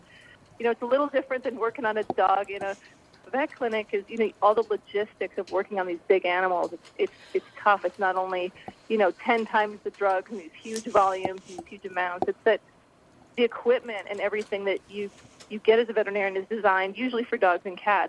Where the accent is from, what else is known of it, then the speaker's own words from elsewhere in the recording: Midwest, United States; Yeah, I grew up in the Midwest.